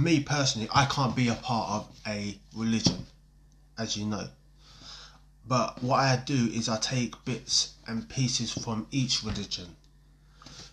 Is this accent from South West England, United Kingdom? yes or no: no; London, United Kingdom; moved away as an adult; now in Coventry, United Kingdom; I grew up in Norwood, Norwood Junction, South Norwood, Croydon, Addiscombe, Selsdon, New Addington, Shirley, Thornton Heath